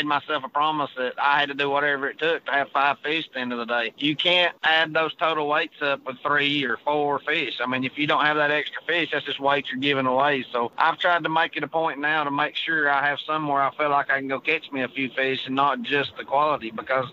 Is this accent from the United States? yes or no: yes; United States; growing up on the Tennessee River and fishing team tournaments was my deal